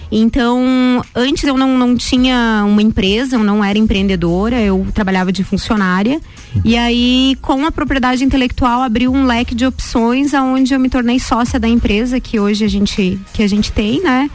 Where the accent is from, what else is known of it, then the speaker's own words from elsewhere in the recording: Lages, Santa Catarina, Brazil; eu nasci em Lages no dia 8 do 8 de 83